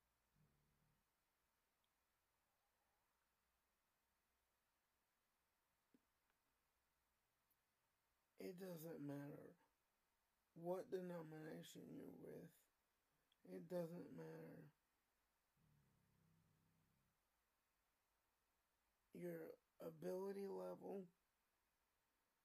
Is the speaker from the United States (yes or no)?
yes; United States; I'm still an American, and I'm a proud American